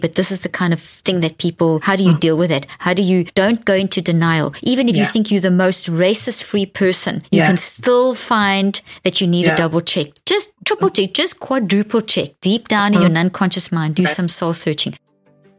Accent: South Africa; I grew up in South Africa, the apartheid South Africa

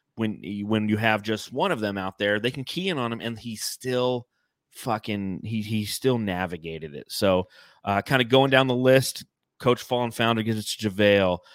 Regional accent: Los Angeles, California, United States; as a young child growing up in Los Angeles, you had the L A Kings

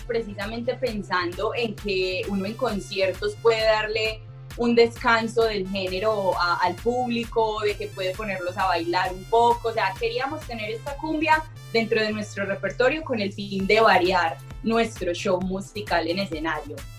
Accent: Colombia; como colombianos

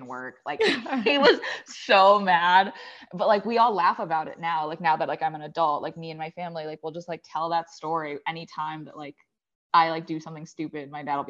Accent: Maryland, United States; So I grew up in the suburbs of Maryland. I'm an only child. My parents are Chinese immigrants.

